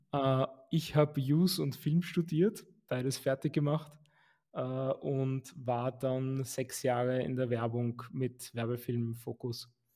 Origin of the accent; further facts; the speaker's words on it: Vienna, Austria; also born or lived in Lower Austria; ich bin geborener Wiener und bin auch in Wien geblieben